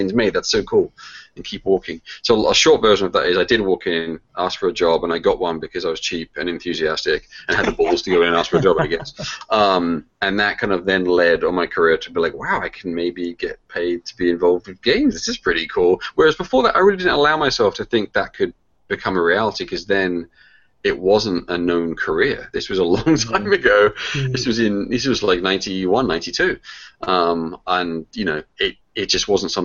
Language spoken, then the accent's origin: English; England, United Kingdom; moved away as an adult; now in United States; Well, I grew up in the UK. That's where I was born. That's where I'm from. I moved over to the States in 93.